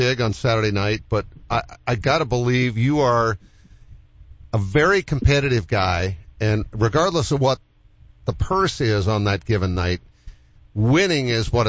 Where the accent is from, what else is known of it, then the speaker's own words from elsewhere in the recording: New England, United States; I'm from that neck of the woods. I'm a New Englander as well.